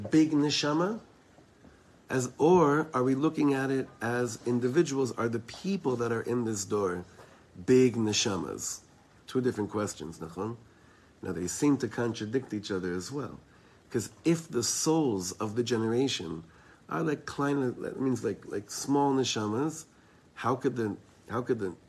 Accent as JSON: {"language": "English", "country": "Israel", "said": "I'm from Eretz Yisrael."}